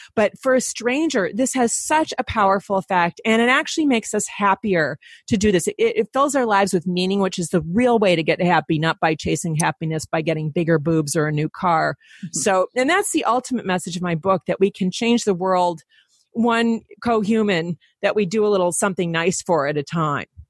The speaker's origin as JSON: {"language": "English", "town": "Detroit", "region": "Michigan", "country": "United States", "said": "I'm from Detroit"}